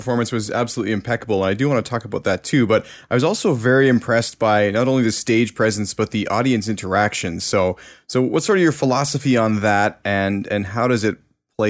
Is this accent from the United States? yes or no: no; Canada; because I'm Canadian